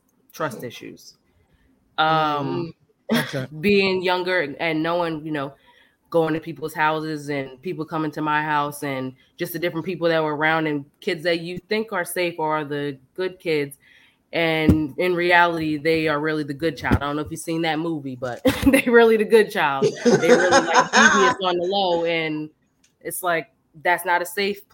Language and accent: English; United States; moved away; also born or lived in the South; growing up in Left Rack and then leaving there